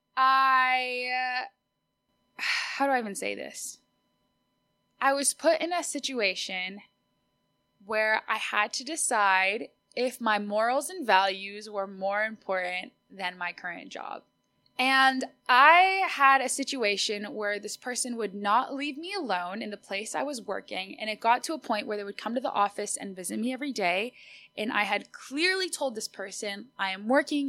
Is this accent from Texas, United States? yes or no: yes; Austin, Texas, United States; first language Spanish; English is a second language; I was born and raised in Austin, Texas